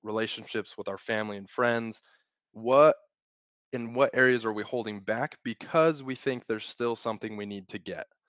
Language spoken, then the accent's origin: English; Utah, United States; I grew up in Utah, born and raised